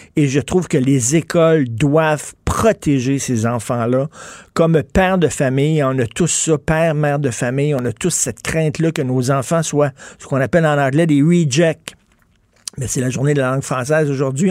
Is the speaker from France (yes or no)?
no; Montreal, Quebec, Canada; Je viens de Verdun